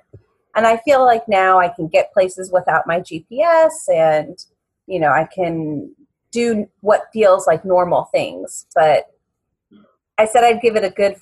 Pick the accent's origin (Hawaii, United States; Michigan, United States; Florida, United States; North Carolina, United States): Florida, United States; Miami; moved away as an adult; also born or lived in Hollywood, Florida; now in Washington, D.C. area, United States; I'm originally from Miami, Florida